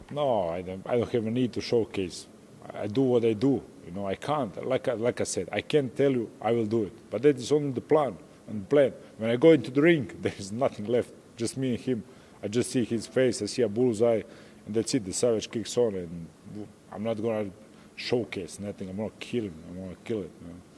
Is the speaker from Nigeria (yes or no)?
no; Croatia; English is a second language; I'm from Croatia, from a small country. I represent Croatia here